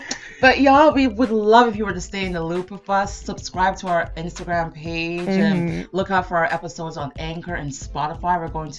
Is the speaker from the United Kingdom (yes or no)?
no; St. Lucia; now in Canada; I'm from St. Lucia, but I live in Canada as well. So we both speak a dialect. Creole. We speak Creole.